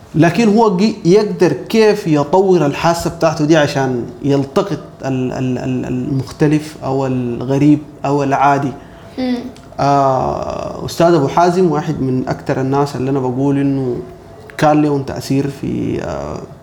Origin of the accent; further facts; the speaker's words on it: Sudan; انا مسلم سوداني مهندس